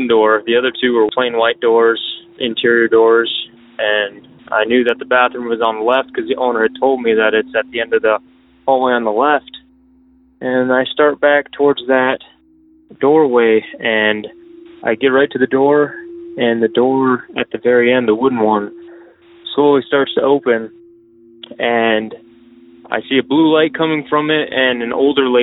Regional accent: Southern Michigan, United States; I'm from Southern Michigan.

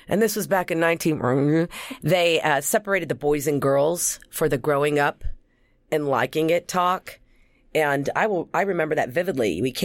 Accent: Oklahoma City, Oklahoma, United States; born there; I was born in Oklahoma City, Oklahoma. But people always think I'm from New York

